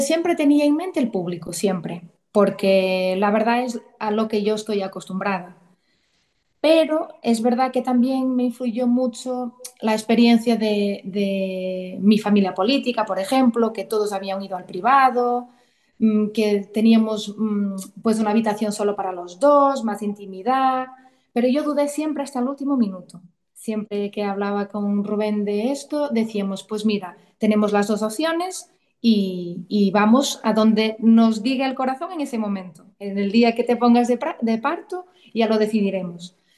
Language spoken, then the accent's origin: Spanish; Portugal; moved away as an adult; now in Santiago de Compostela, Spain; soy portuguesa y ahora mismo vivo en Santiago de Compostela, en Galicia. Llevo ya más de 15 años aquí